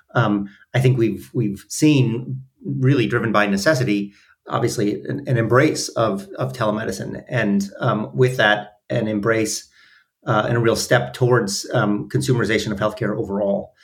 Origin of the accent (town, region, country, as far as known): Minneapolis, Minnesota, United States; born or raised there